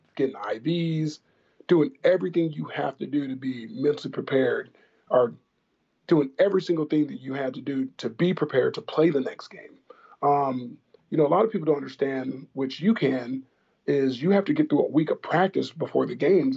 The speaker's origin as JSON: {"language": "English", "town": "Tustin", "region": "California", "country": "United States", "tie": "born or raised there", "said": "I'm currently starting a flag football league in my hometown in Orange County, California. Uh, my hometown is Tustin"}